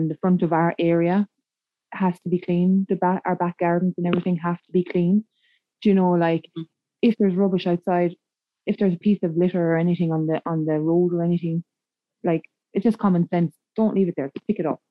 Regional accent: Limerick, Munster, Ireland; moved away; also born or lived in Carlow; I'm originally from Limerick

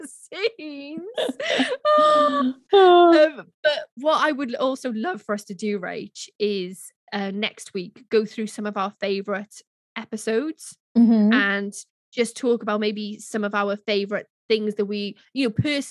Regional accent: Wales, United Kingdom; I'm Welsh

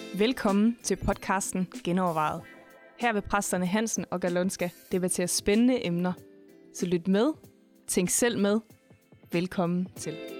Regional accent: Denmark; jeg er jo født og opvokset i Danmark

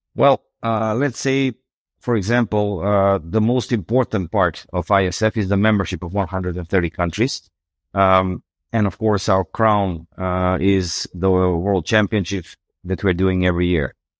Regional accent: North Macedonia; I'm from Macedonia

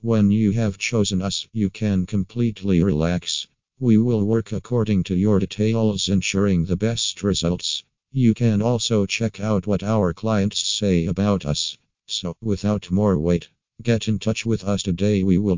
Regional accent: New South Wales, Australia; from New South Wales and Australia.

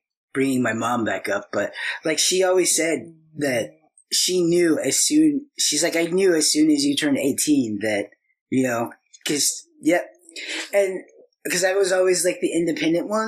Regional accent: Lincoln, Illinois, United States; I was from Lincoln

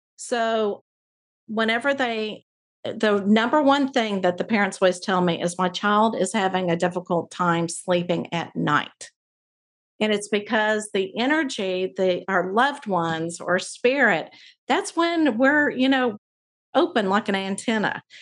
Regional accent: Abilene, Texas, United States; I grew up in Abilene where there's three different Christian colleges

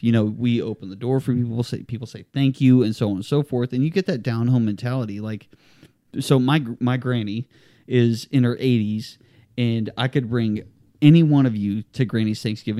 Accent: Texas City, Texas, United States; I was born in Texas City, Texas.

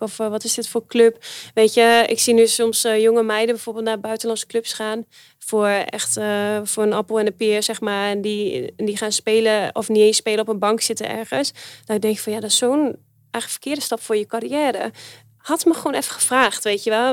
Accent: Netherlands; wij eh, als Nederlanders

